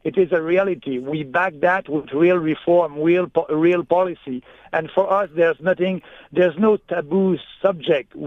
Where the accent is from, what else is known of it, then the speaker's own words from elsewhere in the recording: Canada; we are Canadian